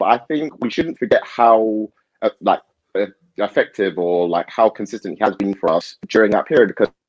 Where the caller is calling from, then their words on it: Southend-on-Sea, East of England, United Kingdom; I'm joining you from Essex South End. So not too far away from North London.